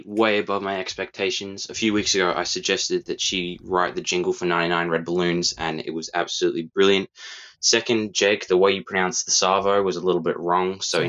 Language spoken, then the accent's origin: English; Australia; Australians don't really get excited over American accents just because we hear them so often.